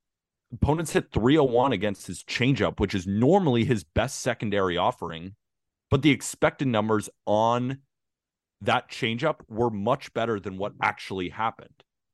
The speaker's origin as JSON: {"language": "English", "region": "California", "country": "United States", "tie": "born or raised there", "said": "if you talk to Dodgers fans, which I have plenty growing up in California"}